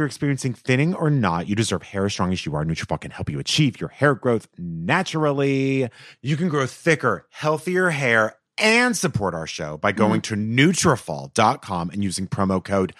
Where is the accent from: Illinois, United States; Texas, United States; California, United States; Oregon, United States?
Texas, United States; I grew up saying insurance, but now I say insurance because I'm from Texas.